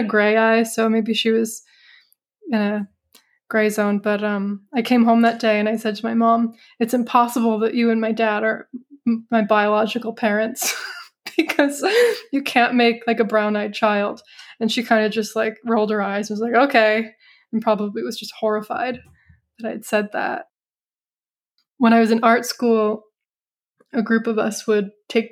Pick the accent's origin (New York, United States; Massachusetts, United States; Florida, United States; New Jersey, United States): New York, United States; Hudson Valley, upstate; moved away as an adult; also born or lived in Florence, Italy; I grew up in the Hudson Valley of upstate New York.